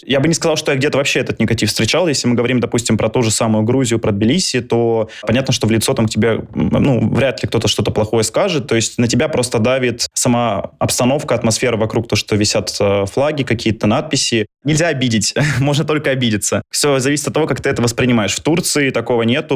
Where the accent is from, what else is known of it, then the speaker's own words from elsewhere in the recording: Moscow, Russia; moved away as an adult; now in Istanbul, Turkey; я из Москвы